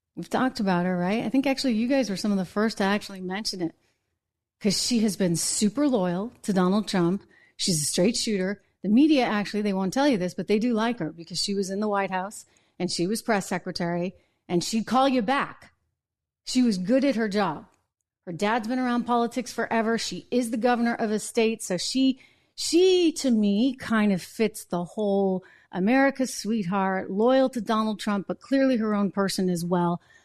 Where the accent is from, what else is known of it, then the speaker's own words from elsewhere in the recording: New Hampshire, United States; Grew up in my hometown, by the way, little small town in New Hampshire